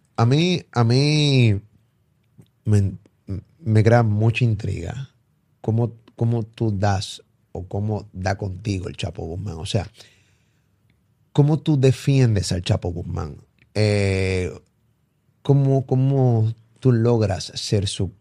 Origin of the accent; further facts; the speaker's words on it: Carolina, Puerto Rico; yo me crié en Rolling Hills